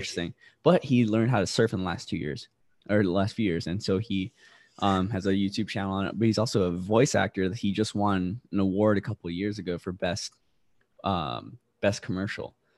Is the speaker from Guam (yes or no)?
yes; Guam; also born or lived in Roxas City, Philippines; now in South Carolina, United States; So I was raised in Guam, but I was born in Rojas City, Philippines.